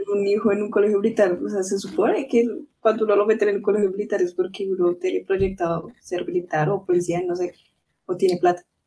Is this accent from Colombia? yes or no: yes; Colombia; uno como colombiano